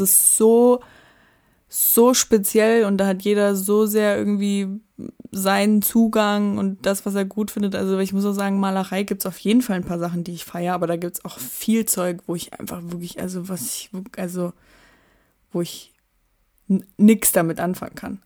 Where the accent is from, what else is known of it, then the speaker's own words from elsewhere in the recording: Dresden, Saxony, Germany; da wo ich aufgewachsen bin, in Blasewitz